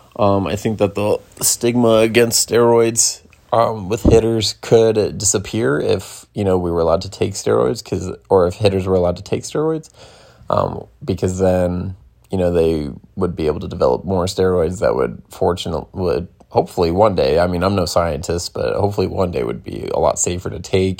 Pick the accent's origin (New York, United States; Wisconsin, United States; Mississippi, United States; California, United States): California, United States; Bay Area; That's where I'm from. Uh, I was from the Bay Area